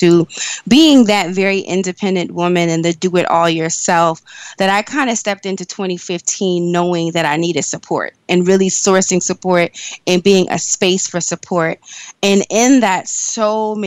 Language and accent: English; New York, United States; I'm originally from New York. I've always lived in New York